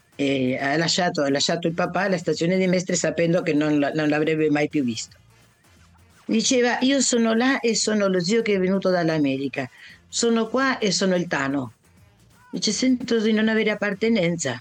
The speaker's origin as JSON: {"language": "Italian", "region": "Buenos Aires", "country": "Argentina", "tie": "born or raised there", "first_language": "Italian", "said": "sono nata a Buenos Aires, ma sono venuta nel pancione della mamma"}